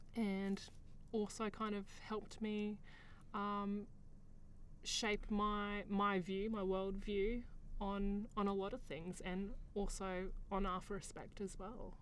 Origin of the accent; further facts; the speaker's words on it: Queensland, Australia; I grew up here in Australia